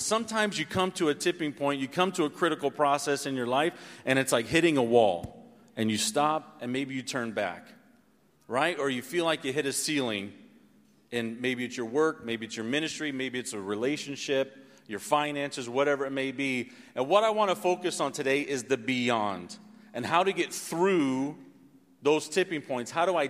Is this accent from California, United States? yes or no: no; Missouri, United States; born there; I've never lived anywhere longer than 8 years or so. I was born in Missouri. It's the middle of the country.